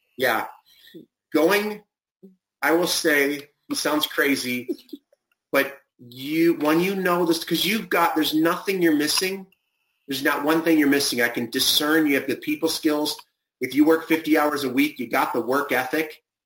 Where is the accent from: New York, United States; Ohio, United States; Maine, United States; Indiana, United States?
Ohio, United States; Cleveland; now in California, United States; grew up in Cleveland, so I remember the mosquitoes.